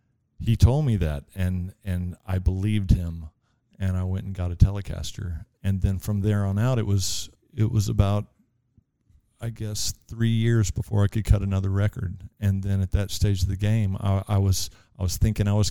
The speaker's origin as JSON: {"language": "English", "town": "Houston", "region": "Texas", "country": "United States", "tie": "born or raised there", "also_born_or_lived": "Quantico, Virginia / Memphis, Tennessee / The Woodlands, Texas", "said": "I grew up in Sagemont"}